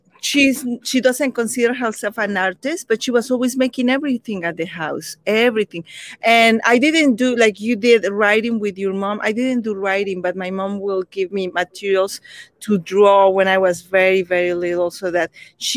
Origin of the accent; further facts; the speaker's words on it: Mexico; English is a second language; moved away as an adult; also born or lived in United States; I had never had children's books or picture books when I was growing up in Mexico.